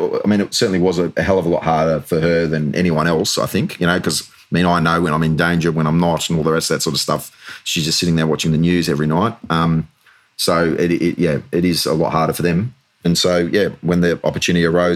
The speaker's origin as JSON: {"language": "English", "country": "Australia", "moved": "as an adult", "lives_now": "United Kingdom", "said": "when I moved to the UK, I continued to serve firstly as an Australian soldier or Australian officer serving with the British Reserves"}